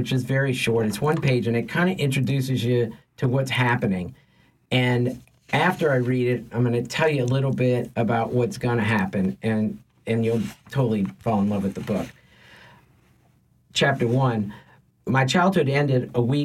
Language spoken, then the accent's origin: English; Metairie, Louisiana, United States; also born or lived in Lakeview, New Orleans; we moved from Lakeview to Metairie, to the house I grew up in.